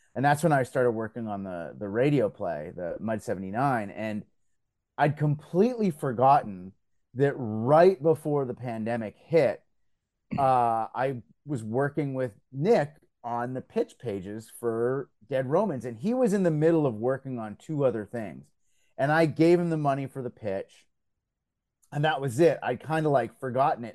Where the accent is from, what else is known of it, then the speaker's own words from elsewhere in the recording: Belgium; now in Canada; I grew up in Belgium